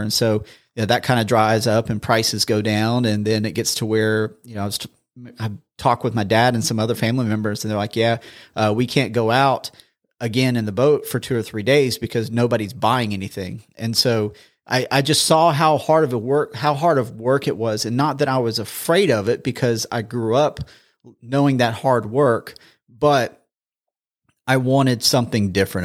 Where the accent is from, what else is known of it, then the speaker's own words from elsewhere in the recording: Charleston, South Carolina, United States; moved away as an adult; now in Huntsville, United States; born and raised in Charleston